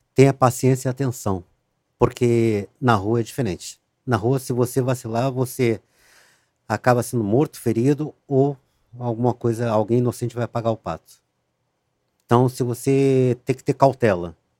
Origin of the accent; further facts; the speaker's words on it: Rio Grande do Sul, Brazil; moved away; also born or lived in Rio de Janeiro; eu saí do Rio de Janeiro, voltei para o Rio Grande do Sul